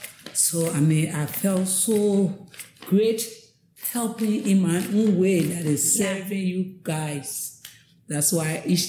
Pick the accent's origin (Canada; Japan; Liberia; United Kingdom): Liberia; Okay, and I was born here. I went to school in Liberia here.